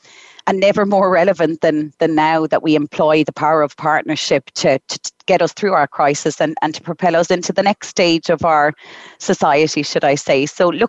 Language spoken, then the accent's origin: English; Galway, Connacht, Ireland; I'm tuning into you from the west of Ireland today. I'm 100% Irish, from a lovely place called Galway.